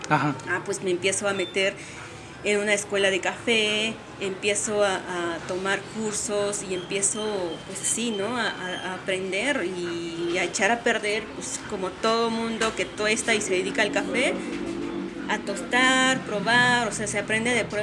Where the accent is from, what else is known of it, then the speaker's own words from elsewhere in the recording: Oaxaca, Mexico; moved away as an adult; now in Mexico City, Mexico; nací eh, en el estado de Oaxaca eh, y viví ahí hasta los 19 años y ya antes de cumplir 20, eh, pues me mudé a la Ciudad de México